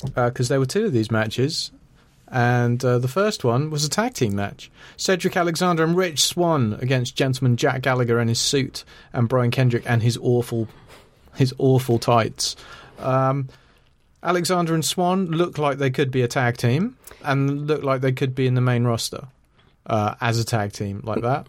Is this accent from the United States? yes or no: no; Ireland; I'm Irish